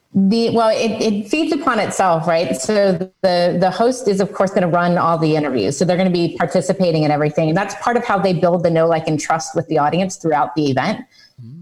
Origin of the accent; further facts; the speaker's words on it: United States; I'm American, so I say niche